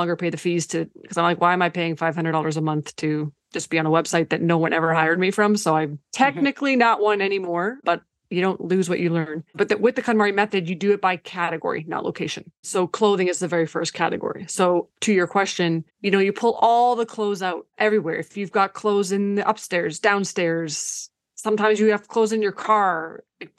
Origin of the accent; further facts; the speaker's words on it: Canada; first language Ukrainian; English is a second language; I was born in Canada.